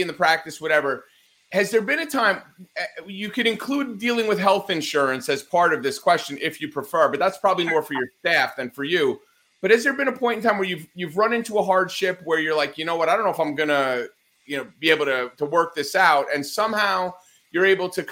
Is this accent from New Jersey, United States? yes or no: yes; New Jersey, United States; I'm from New Jersey